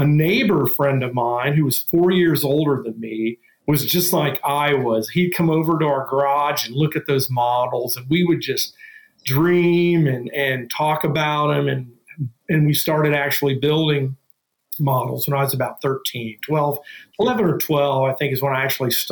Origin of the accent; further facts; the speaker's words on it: Dayton, Ohio, United States; we're from Dayton, Ohio, which is the birthplace of aviation